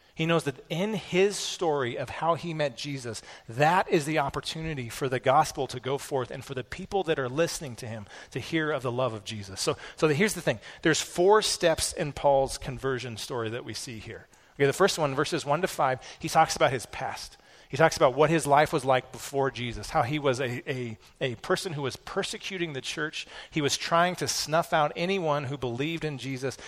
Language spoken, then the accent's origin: English; United States; as American Christians